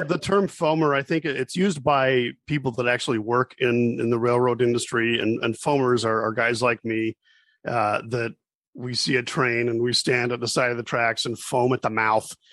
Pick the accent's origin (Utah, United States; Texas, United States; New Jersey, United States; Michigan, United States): Utah, United States; Hooper; I grew up, as you mentioned, in Hooper, and for those that don't know, that's um, like west of Ogden